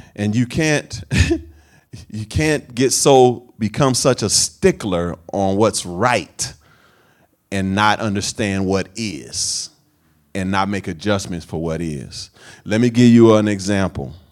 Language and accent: English; Oakland, California, United States; this is where I come from Sabrani Park, East Oakland